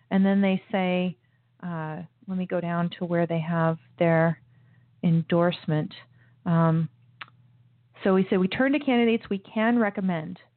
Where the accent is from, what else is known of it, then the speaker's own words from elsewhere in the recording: United States; I was born in the United States